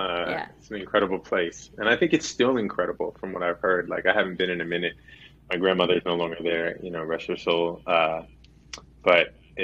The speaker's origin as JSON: {"language": "English", "town": "New York City", "region": "New York", "country": "United States", "tie": "born or raised there", "also_born_or_lived": "Manhattan / Dominican Republic", "said": "My father was born in the same hospital I was born in Manhattan. I spent a lot of time in the DR. And then you get me, a kid in Queens, having all of that, and Queens being one of the most diverse places in the world"}